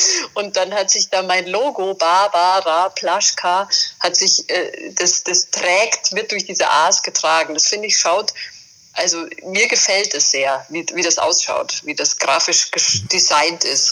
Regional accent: Bavaria, Germany; als Bayerin, bei uns ist jetzt Bergbau nicht so äh, unbedingt an der Tagesordnung, sondern eher die Berge vor der Haustür

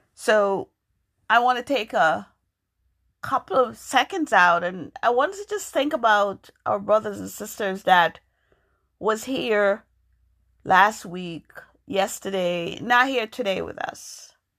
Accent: New York, United States; moved away as an adult; also born or lived in Jamaica; now in Massachusetts, United States; I was born in Jamaica. I grew up in New York

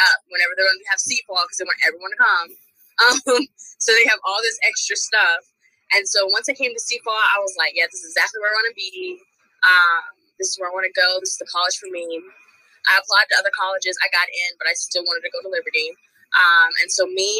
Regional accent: 45 minutes from Lynchburg, Virginia, United States; my hometown, well, kind of like my hometown is only 45 minutes from Lynchburg

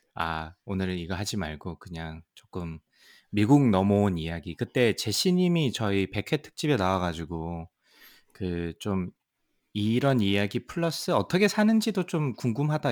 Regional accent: South Korea; also born or lived in Seoul, South Korea / Troy, New York, United States; now in United States; 저는 또 이제 지방 출신이다 보니까

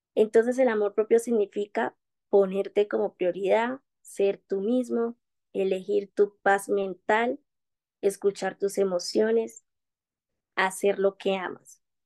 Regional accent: Quibdó, Chocó, Colombia; soy de Colombia, de una región muy bellísima del Pacífico colombiano, desde Quito, Chocó

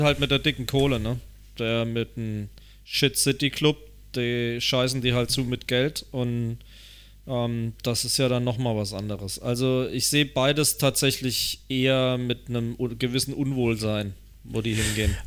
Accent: Germany; als Deutscher

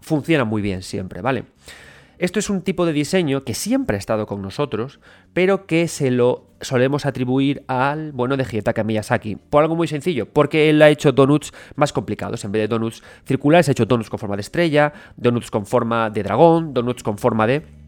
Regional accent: Galicia, Spain; yo soy gallego

